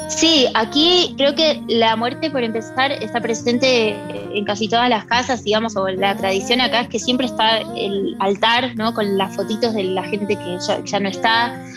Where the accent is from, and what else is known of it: Argentina; moved away